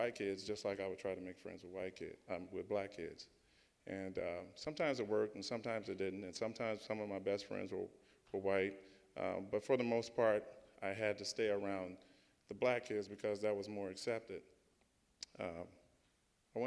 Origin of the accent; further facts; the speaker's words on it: St. Louis, Missouri, United States; I grew up in St. Louis in the suburbs.